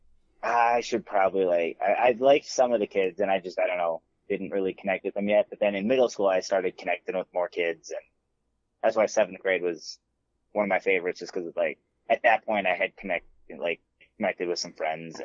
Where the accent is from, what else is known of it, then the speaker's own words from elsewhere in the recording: Buffalo, United States; also born or lived in Stillwater; in between fourth grade and fifth grade, we moved from Stillwater to Buffalo